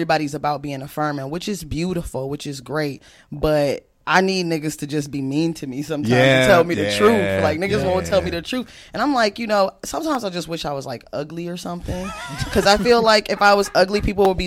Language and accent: English; Inkster, Michigan, United States; moved away; I'm from Inkster, which is a town that's like 15-20 minutes outside of Detroit. It's considered the Metro Detroit area